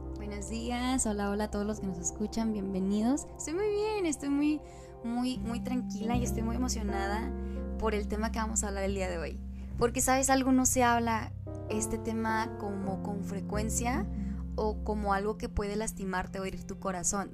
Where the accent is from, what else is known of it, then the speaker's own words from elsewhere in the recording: Mexico; somos una ensalada mexicana. Mi mamá es del estado de Sonora